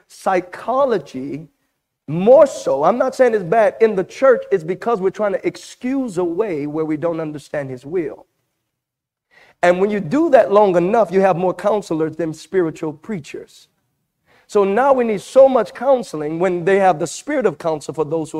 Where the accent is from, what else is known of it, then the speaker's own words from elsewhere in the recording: Louisiana, United States; I'm from Louisiana